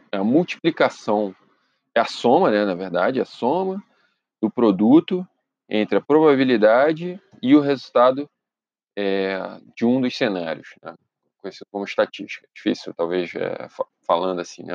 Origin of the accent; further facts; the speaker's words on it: Brazil; moved away; also born or lived in Europe; nós, como brasileiros